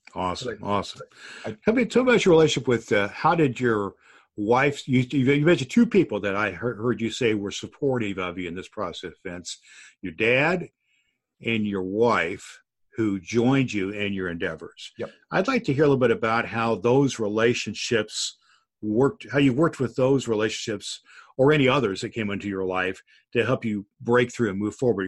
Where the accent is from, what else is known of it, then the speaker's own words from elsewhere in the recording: Evansville, Indiana, United States; my hometown newspaper of Evansville, Indiana